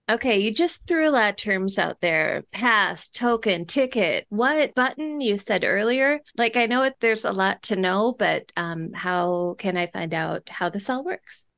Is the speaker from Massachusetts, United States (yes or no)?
no; Minnesota, United States; I'm from Minnesota.